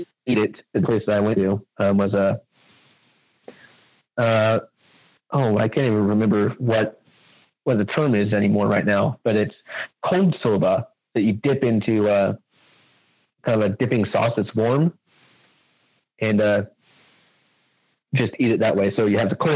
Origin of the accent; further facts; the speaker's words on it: United States; I'm American